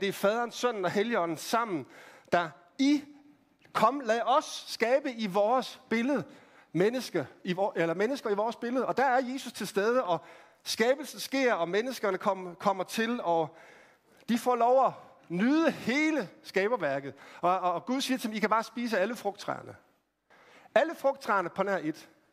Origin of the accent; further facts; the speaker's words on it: Randers, Central Denmark Region, Denmark; Jeg voksede op i, øh, i Randers